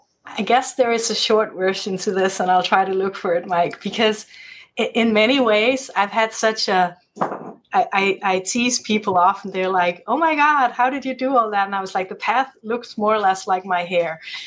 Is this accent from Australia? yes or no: no; Denmark; moved away; being part American but part Danish, growing up in the Danish system